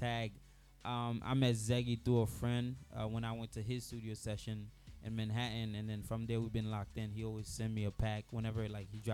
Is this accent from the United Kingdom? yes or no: no; Haiti; now in United States; I was born in Haiti. I was born in Lil Gan, and then inside Lil Gan, I was born in a small town called Bena. I came to America in April 2007